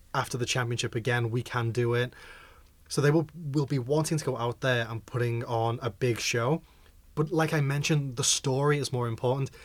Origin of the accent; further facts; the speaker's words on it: Liverpool, North West England, United Kingdom; I am a Liverpoolian